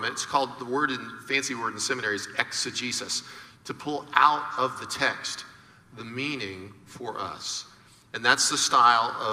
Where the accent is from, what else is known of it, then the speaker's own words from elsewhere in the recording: Florida, United States; because I grew up in Florida